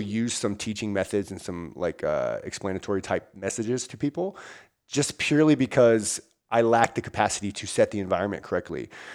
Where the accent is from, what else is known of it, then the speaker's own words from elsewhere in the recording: Virginia, United States; now in Washington, United States; I'm from Virginia originally, live in Washington now